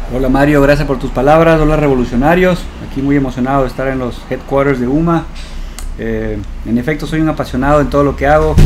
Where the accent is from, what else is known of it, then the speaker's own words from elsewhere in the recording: Ecuador; como ecuatoriano